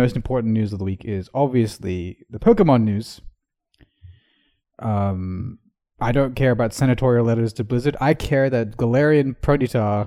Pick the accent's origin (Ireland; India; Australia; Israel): Australia; as the Australian correspondent myself